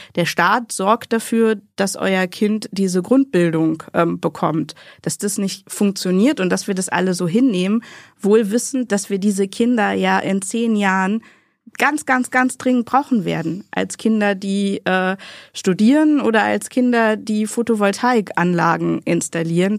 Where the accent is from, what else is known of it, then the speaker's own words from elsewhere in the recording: western Münsterland, North Rhine-Westphalia, Germany; ich komme aus dem westlichen Münsterland. Ich bin an der niederländischen Grenze geboren.